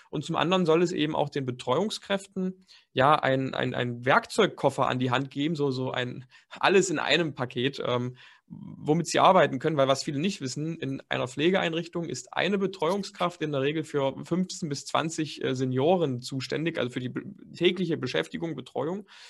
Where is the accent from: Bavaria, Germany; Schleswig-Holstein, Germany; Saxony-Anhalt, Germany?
Saxony-Anhalt, Germany; Dessau; moved away as an adult; also born or lived in Leipzig; Ich komme gebürtig eigentlich aus Dessau. Das ist eine ganz kleine Stadt in Sachsen-Anhalt